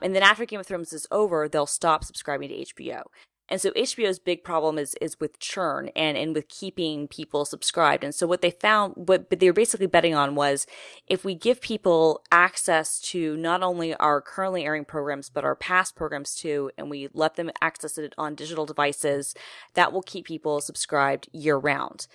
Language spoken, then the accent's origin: English; Atlanta, Georgia, United States; I grew up in Atlanta